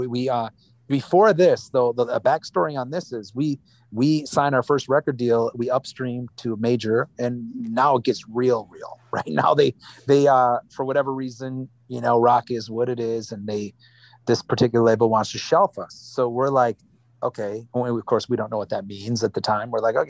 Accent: Wisconsin, United States; You know, look, we grew up in Wisconsin. Wisconsin, how mad can we be, man?

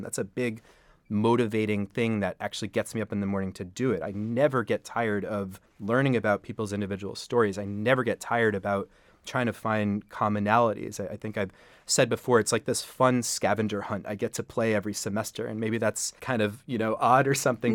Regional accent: New York City, New York, United States; I'm a New York City native. I grew up on the Upper West Side. I still live up there

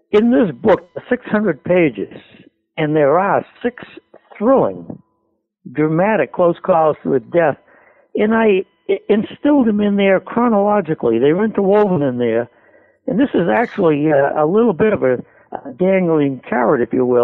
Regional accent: Lowell, Massachusetts, United States; moved away as an adult; now in Pelham, United States; the South Common, which is a park in Lowell, only 100 yards from where I was born and brought up on Gorham Street.

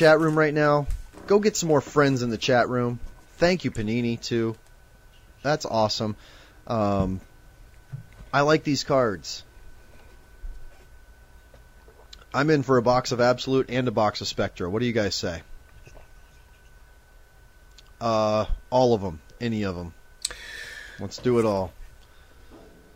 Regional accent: Omaha, Nebraska, United States; when I was a kid growing up in Omaha, Nebraska

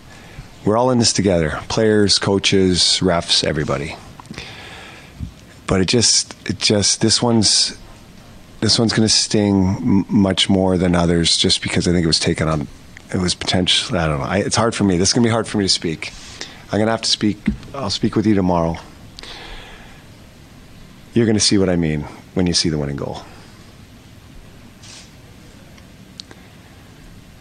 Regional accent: Canada; being a Canadian kid growing up

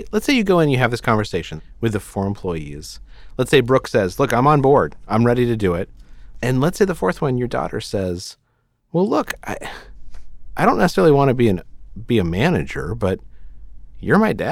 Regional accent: Houston, Texas, United States; I did. I grew up in Houston.

